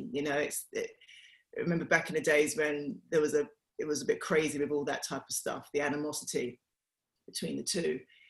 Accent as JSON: {"language": "English", "town": "Bow", "region": "London", "country": "United Kingdom", "tie": "born or raised there", "said": "it was very fond memories that I had of growing up in Bow. The only thing that I haven't got from Bow is the accent. I don't know where it disappeared."}